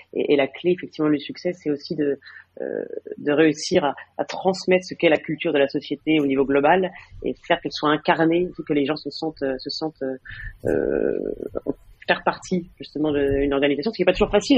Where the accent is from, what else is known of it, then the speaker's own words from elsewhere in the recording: France; moved away as an adult; now in Madrid, Spain; mon mari est, français comme moi